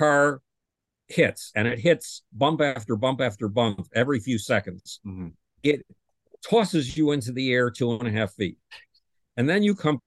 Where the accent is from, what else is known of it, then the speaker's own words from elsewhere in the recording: Buffalo, New York, United States; Buffalo, New York, my hometown